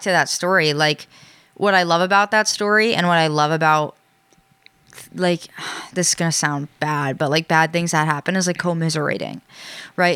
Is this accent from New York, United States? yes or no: yes; New York, United States; now in New England, United States; I grew up in New York